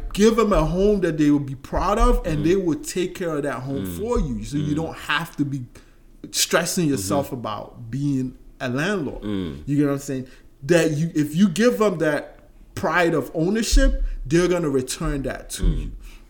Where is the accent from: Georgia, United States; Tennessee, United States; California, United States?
Georgia, United States; I remember I told you I grew up in Georgia, right? And then we left.